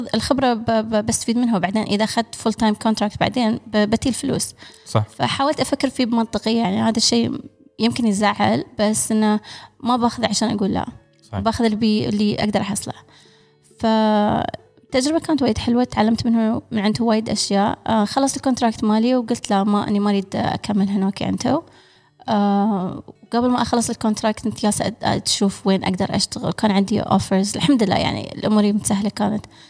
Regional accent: United Arab Emirates; انا الاماراتيه الوحيده في البرنامج

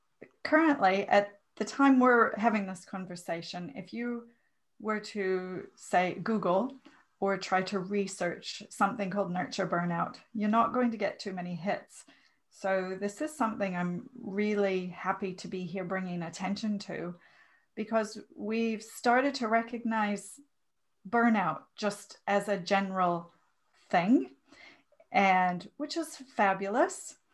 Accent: Minnesota, United States; Not too far away from you, from Minnesota. So, you know, really close to Canada, where I spent the first 28

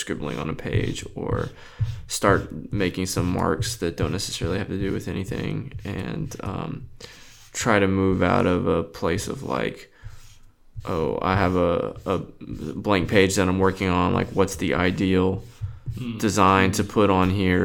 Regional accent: South Texas, United States; I'm really from South Texas, like in the country.

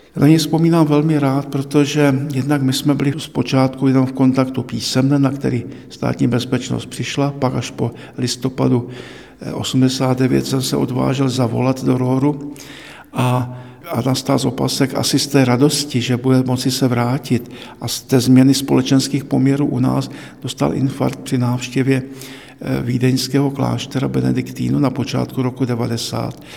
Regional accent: Cieszyn Silesia, Moravian-Silesian Region, Czechia; now in Prague, Czechia; jsem z Těšínska

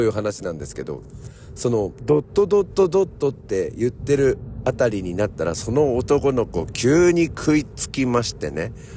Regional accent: Japan; 日本です

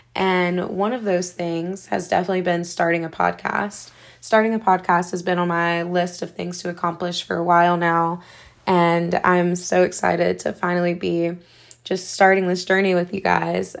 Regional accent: Seneca, South Carolina, United States; I am from Seneca, South Carolina

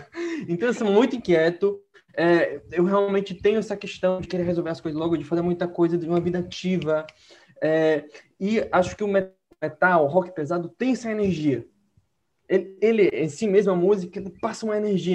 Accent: Santiago, Santiago Metropolitan Region, Chile; moved away; Mas eu sou de Santiago do Chile, né? Nasci e cresci em Santiago

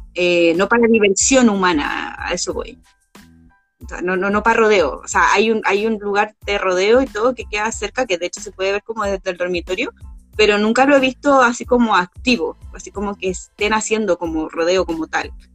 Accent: Santiago, Santiago Metropolitan Region, Chile; yo que he vivido gran parte de mi vida en la zona norte de este país, en la zona un poco más urbana de la zona norte

